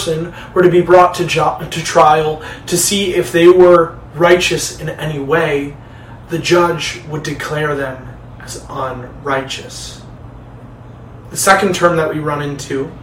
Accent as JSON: {"language": "English", "town": "Detroit", "region": "Michigan", "country": "United States", "tie": "born or raised there", "also_born_or_lived": "Chicago", "moved": "as an adult", "said": "I moved back home to Detroit from Chicago after graduating from Moody just a couple of weeks ago."}